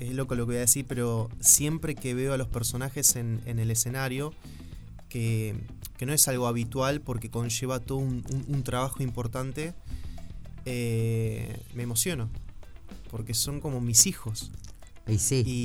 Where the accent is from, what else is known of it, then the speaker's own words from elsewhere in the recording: Argentina; moved away as an adult; also born or lived in Uruguay; ahora soy más uruguayo que argentino